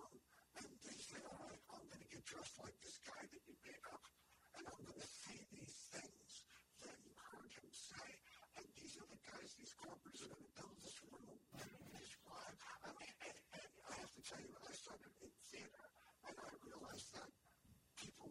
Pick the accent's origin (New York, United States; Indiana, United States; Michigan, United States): New York, United States; New York City; when I was growing up in the Bronx